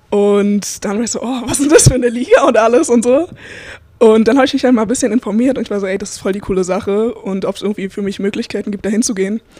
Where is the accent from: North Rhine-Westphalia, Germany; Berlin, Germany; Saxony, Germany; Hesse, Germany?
Berlin, Germany; now in United States; ähm, ich komme aus Berlin. Wie gesagt, ich spiele jetzt hier an der Missouri Southern State University und ich habe mit acht Jahren in Berlin halt mit dem Basketball angefangen